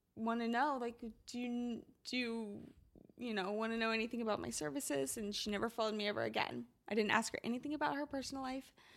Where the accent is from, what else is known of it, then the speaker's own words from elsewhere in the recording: Midwest, United States; I'm from the Midwest and it rains a lot